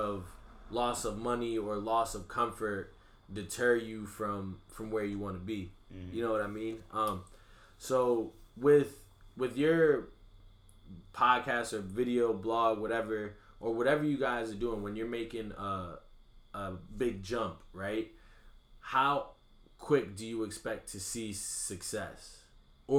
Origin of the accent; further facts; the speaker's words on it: Bloomfield, Connecticut, United States; I'm a kid from Bloomfield